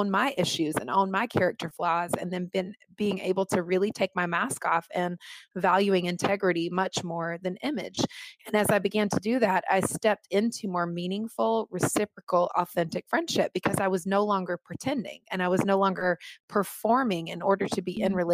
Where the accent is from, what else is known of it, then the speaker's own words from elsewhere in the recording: the South, United States; And being born and raised in the South, as I've already said, you know, I learned a lot about truth telling.